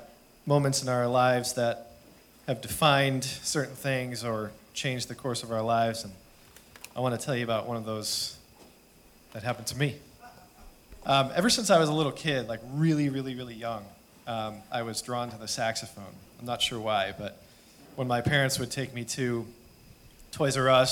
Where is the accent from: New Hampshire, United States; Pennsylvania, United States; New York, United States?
New York, United States; Buffalo; I grew up in Buffalo, New York, and up there, fourth grade is when you choose an instrument.